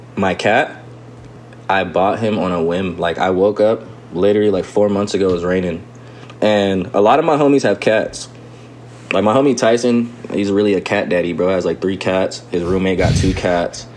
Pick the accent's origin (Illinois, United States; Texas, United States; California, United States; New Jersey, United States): California, United States; Riverside; we grew up skating back in Riverside